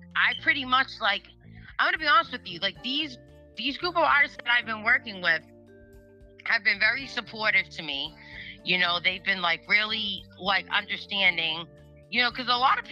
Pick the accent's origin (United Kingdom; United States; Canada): United States; Massachusetts; I'm from Massachusetts